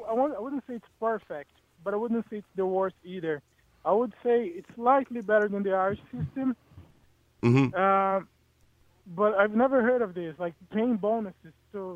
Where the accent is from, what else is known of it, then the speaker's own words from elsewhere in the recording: Brazil; now in Ireland; I'm originally from Brazil.